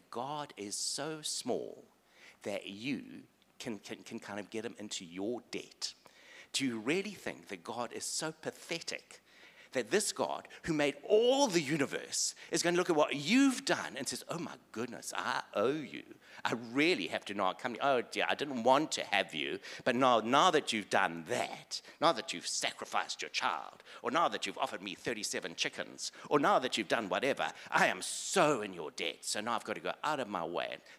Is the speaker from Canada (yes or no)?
no; South Africa; I grew up in South Africa, white South African male.